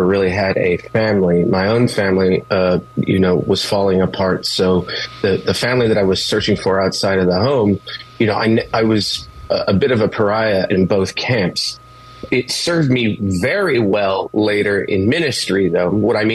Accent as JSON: {"language": "English", "town": "Los Angeles", "region": "California", "country": "United States", "tie": "born or raised there", "also_born_or_lived": "Richmond", "moved": "as an adult", "said": "I grew up in East L.A. In a pretty violent environment, a pretty violent home"}